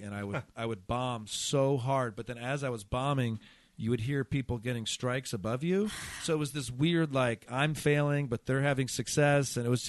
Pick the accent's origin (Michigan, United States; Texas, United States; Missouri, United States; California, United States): Michigan, United States; Growing up in Michigan, La Croix, which a lot of people pronounce